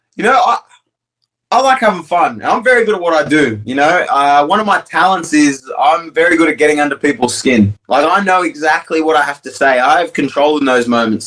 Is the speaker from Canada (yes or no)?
no; Australia; I'm as Australian as it comes